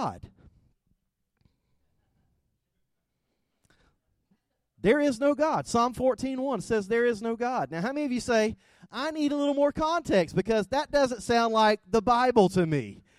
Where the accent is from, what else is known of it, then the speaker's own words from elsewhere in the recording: South Georgia, United States; accent: thick South Georgia; I am from South Georgia. I have a thick South Georgia accent